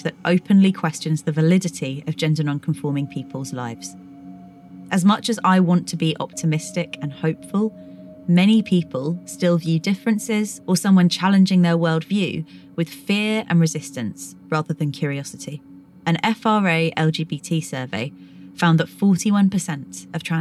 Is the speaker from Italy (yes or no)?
no; United Kingdom; I've been exploring this from a very UK-centred perspective, as that's where I grew up and still live